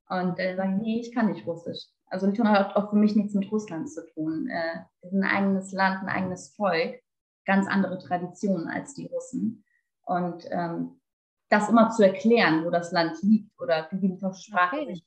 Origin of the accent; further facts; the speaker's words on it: Bremen, Germany; mein Zuhause ist Deutschland, weil ich in Bremen geboren bin und hier aufgewachsen